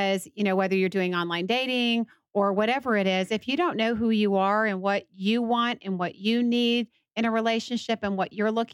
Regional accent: Atlanta, Georgia, United States; I was raised in Atlanta mainly, but a big metropolitan city

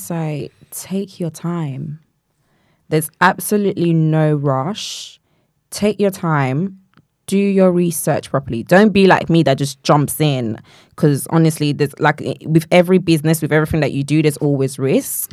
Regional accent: Nigeria; moved away; I grew up in Nigeria

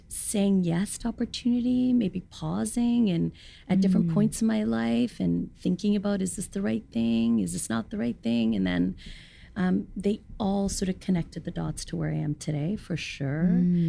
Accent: Hong Kong; Yeah, and then being born and raised in Hong Kong, it's like all of them spoke Cantonese.

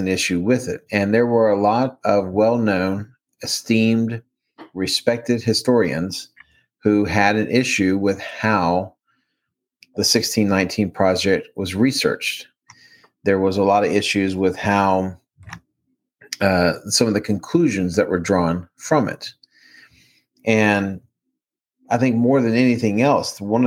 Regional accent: Baltimore, Maryland, United States; accent: Maryland; moved away; also born or lived in the South; I grew up in Baltimore when it was changing from a steel industrial

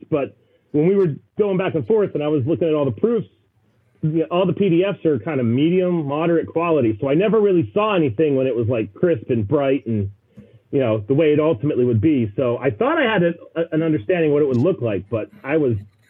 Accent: West Virginia, United States; I grew up in West Virginia. We all grow up hunting

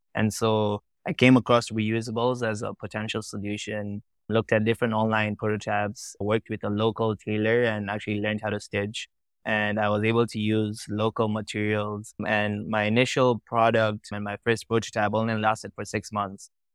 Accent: Tanzania; also born or lived in Kenya; I was born and raised in Tanzania, in East Africa

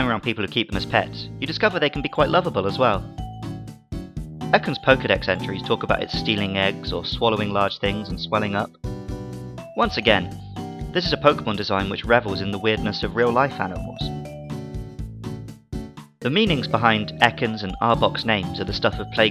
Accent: United Kingdom; As a British 90s kid

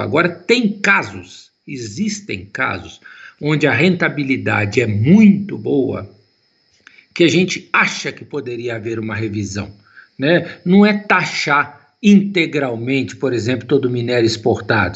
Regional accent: Itabirito, Minas Gerais, Brazil; Eu sou natural de Itabirito

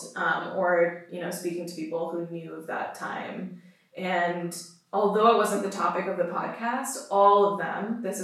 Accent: Pakistan; myself as a Pakistani

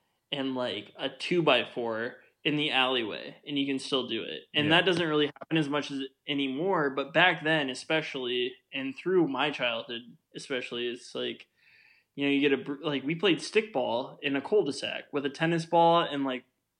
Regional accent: United States; when you're like 4 years old on as an American boy

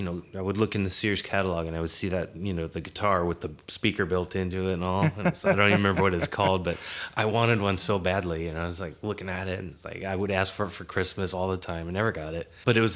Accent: Seattle, Washington, United States; Well, I grew up in Seattle area.

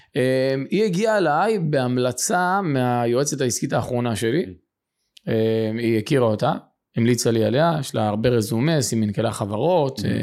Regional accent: Beit Shemesh, Jerusalem District, Israel; גדלתי בשכונת עוני ופשע. אה, מה שנקרא יכולתי ברמת לח"י בבית שמש

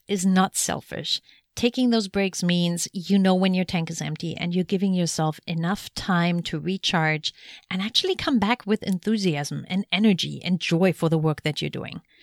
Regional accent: Germany; moved away; Germany, my home country

